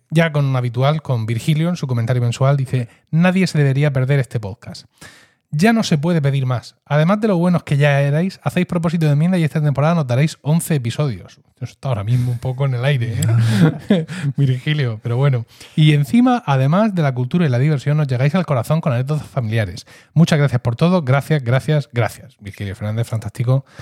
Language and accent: Spanish; Blanca, Region of Murcia, Spain; soy lo que se conoce en mi pueblo, Blanca, como un gastador